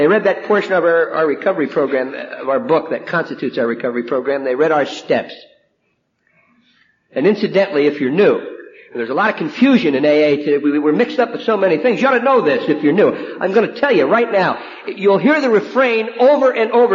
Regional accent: New Jersey, United States; now in Pasadena, United States; I'm from New Jersey

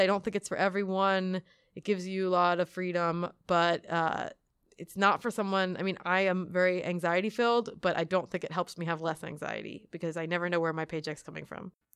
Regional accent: outside of Philadelphia, Pennsylvania, United States; now in Queens, United States; I grew up outside of Philadelphia, so, like, an hour north of Philadelphia

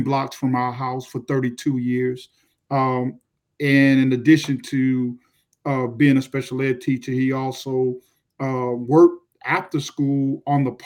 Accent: Miami, Florida, United States; I grew up in Miami.

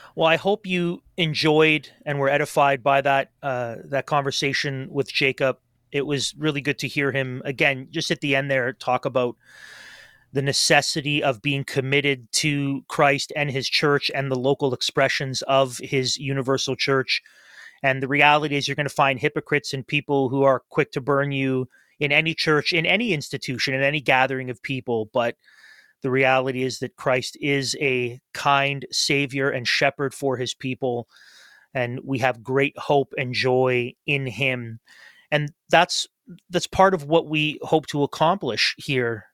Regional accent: Toronto, Ontario, Canada; now in Kingston, Canada; my home church where I grew up in Toronto

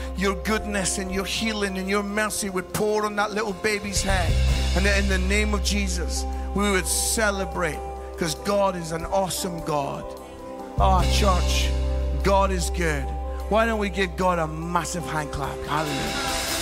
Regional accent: Scotland, United Kingdom; as a Scottish guy

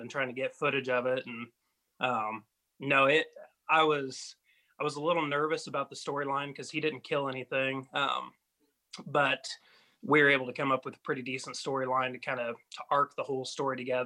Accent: West Central Indiana, United States; I'm from West Central Indiana

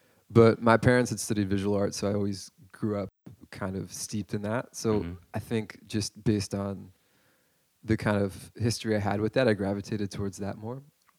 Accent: Dover, New Jersey, United States; I grew up in a town called Dover.

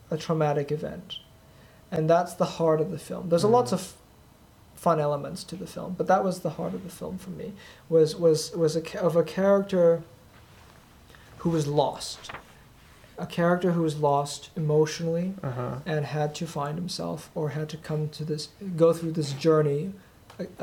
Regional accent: Thailand; and um, yet I'm originally from Thailand.

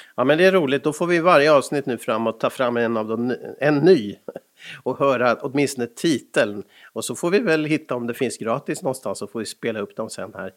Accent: Stockholm, Stockholm County, Sweden; moved away; also born or lived in Finland; Jag är ju född på Sabbatsbergs sjukhus i Stockholm

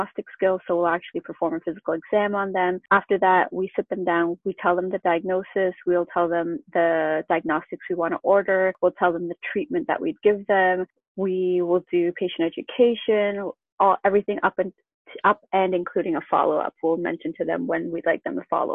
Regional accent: Canada; I grew up in Canada and I went to University of Guelph.

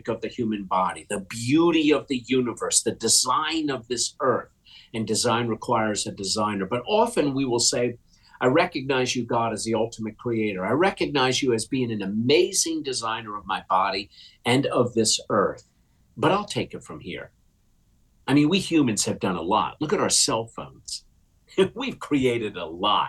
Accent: United States; I'm an American without a hyphen.

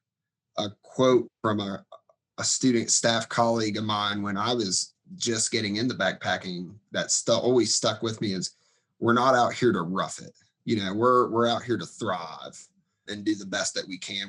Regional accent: Southern Ohio, United States; now in Boone, United States; I'm originally from Southern Ohio. So grew up in the foothills of Appalachia

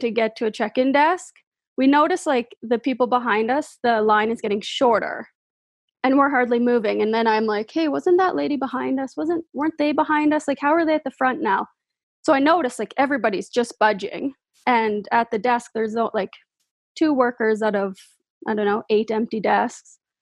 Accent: Moose Jaw, Saskatchewan, Canada; I'm from Moose Jaw

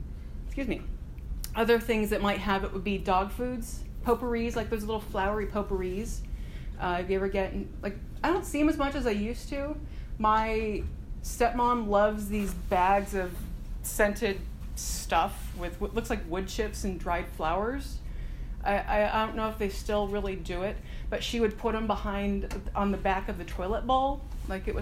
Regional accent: United States; I'm American

